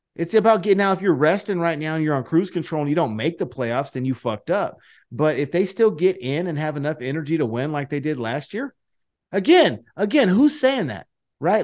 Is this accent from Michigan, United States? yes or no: no; Fresno, California, United States; I'm from Fresno